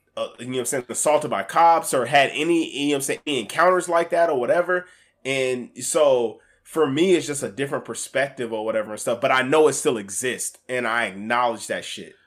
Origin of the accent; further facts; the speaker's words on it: Alaska, United States; I grew up in Alaska.